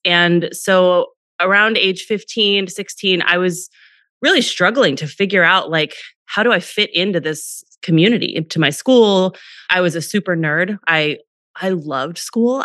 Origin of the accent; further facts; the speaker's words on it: Northern California, United States; I grew up in Northern California in a pretty small town